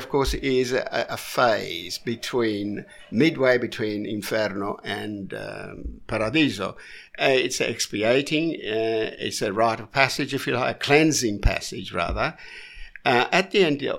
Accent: Sicily, Italy; I come from the south. I come from Sicily.

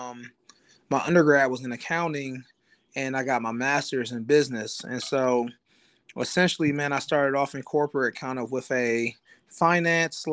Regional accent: Columbus, Ohio, United States; I'm from Columbus, Ohio.

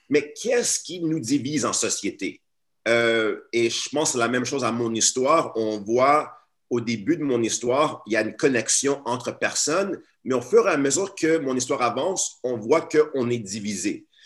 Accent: Montreal, Quebec, Canada; Ensuite, à l'âge de 10 ans, je déménage ici à Montréal, je redéménage parce que je suis né à Montréal mais je redéménage à Montréal à l'âge de 10 ans et je rentre dans une classe d'accueil.

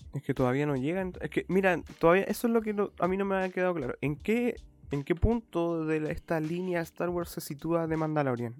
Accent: Chile

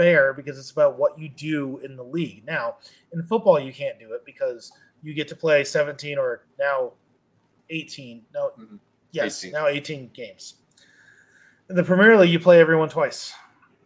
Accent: United States; as a American sports fan

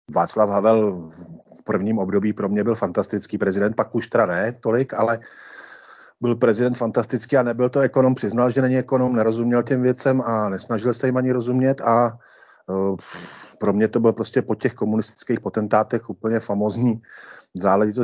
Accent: Senohraby, Central Bohemian Region, Czechia; obec Senohraby, kde jsem vychodil základní školu a odkud pocházím

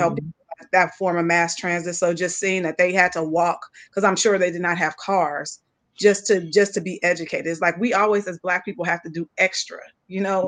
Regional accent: West Coast, California, United States; I'm from West Coast based. We don't have that kind of history in that way in California

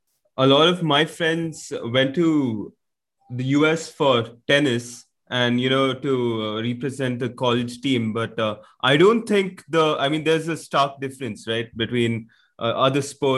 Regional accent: India; moved away

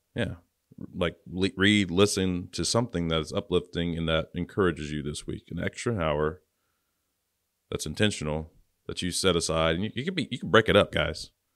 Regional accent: Louisiana, United States; moved away; I'm from Louisiana originally

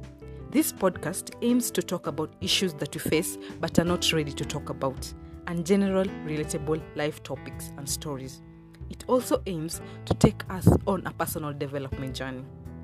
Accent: Kenya; first language Luo; English is a second language; In English, we say thank you. In Swahili, we say asante. In my mother tongue, we say erokamano.

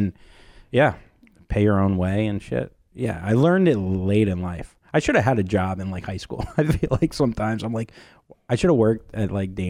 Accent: Port St. Lucie, Florida, United States; also born or lived in Miami; I was born in Miami, but I was raised in Port St. Lucie.

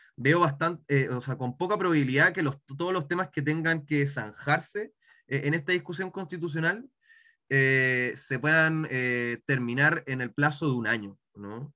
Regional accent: Santiago, Santiago Metropolitan Region, Chile; soy de Santiago

